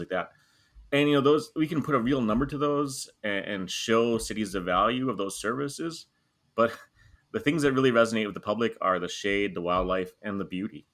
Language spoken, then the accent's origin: English; Wisconsin, United States; now in Florida, United States; I am originally from Wisconsin